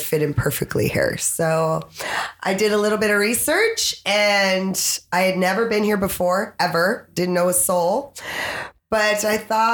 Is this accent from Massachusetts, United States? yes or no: yes; Boston, Massachusetts, United States; also born or lived in Frankfurt, Germany / Dover, New Hampshire / Corpus Christi, Texas; now in Playas del Coco, Costa Rica; I grew up in Boston, Massachusetts